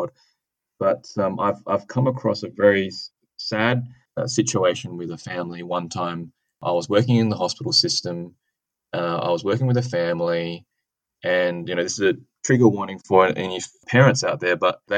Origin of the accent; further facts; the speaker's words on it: Adelaide, South Australia, Australia; my hometown, so University of Adelaide and Flinders University